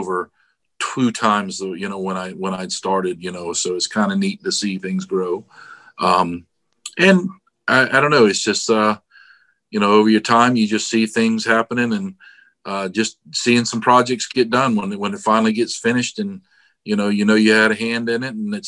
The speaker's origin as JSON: {"language": "English", "town": "Daytona Beach", "region": "Florida", "country": "United States", "tie": "born or raised there", "also_born_or_lived": "Palm Coast, Florida", "said": "I was born in Daytona Beach, Florida. So born and raised in Florida, pretty much"}